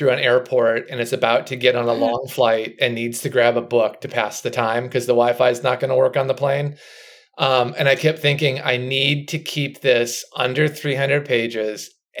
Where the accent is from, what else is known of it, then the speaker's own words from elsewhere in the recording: Minnesota, United States; I grew up in Minnesota.